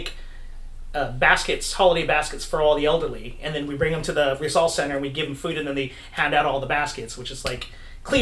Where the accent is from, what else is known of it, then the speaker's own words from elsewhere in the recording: Bay Area, California, United States; moved away; I'm from the Bay Area